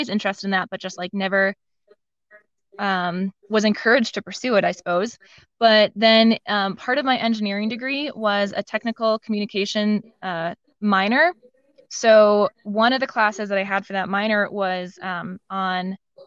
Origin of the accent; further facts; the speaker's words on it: Madison, Wisconsin, United States; I didn't really want to stay in my hometown, Madison, Wisconsin